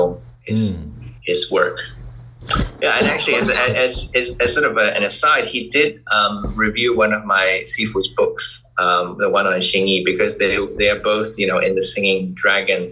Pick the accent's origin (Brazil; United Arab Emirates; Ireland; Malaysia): Malaysia; moved away; also born or lived in Philadelphia, United States / Hong Kong; I'm Malaysian Chinese